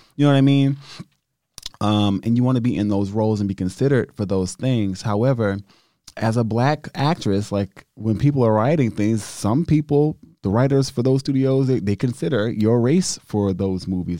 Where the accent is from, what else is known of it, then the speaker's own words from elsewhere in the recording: United States; I'm so grateful to just be an American